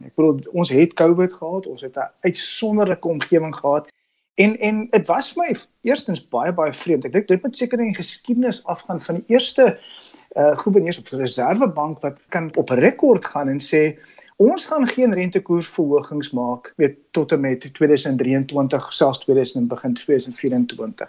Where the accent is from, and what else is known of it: South Africa